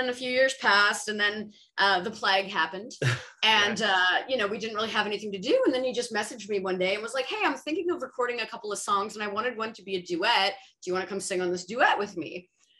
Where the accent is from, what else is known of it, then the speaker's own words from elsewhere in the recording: Nova Scotia, Canada; now in Toronto, Canada; I fell in love with musical theater and I moved here from Nova Scotia to sort of pursue that.